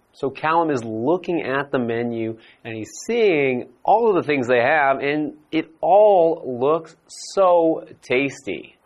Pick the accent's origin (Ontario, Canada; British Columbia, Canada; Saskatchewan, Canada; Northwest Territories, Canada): British Columbia, Canada; Vancouver; my hometown is Vancouver in Canada.